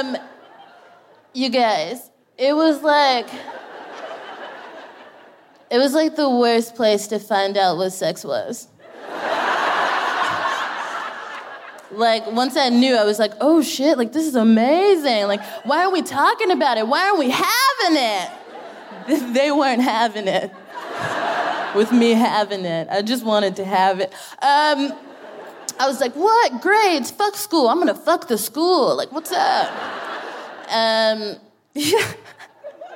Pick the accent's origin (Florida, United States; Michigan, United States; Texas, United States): Texas, United States; moved away as an adult; now in London, United Kingdom; I'm from Texas